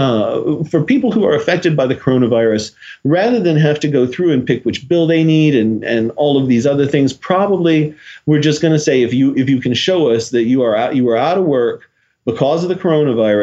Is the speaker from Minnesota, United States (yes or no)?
no; Nashville, Tennessee, United States; moved away; I'm originally from Nashville